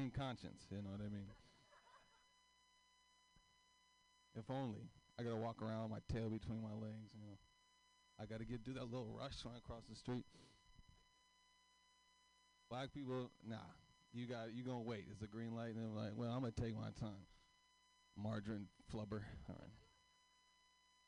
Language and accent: English; Oakland, California, United States; I grew up in East Oakland